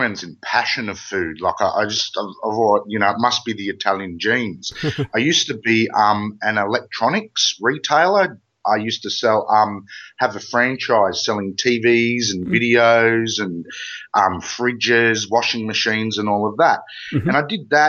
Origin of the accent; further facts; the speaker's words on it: Australia; accent: Ocker; I'm about as Australian as they come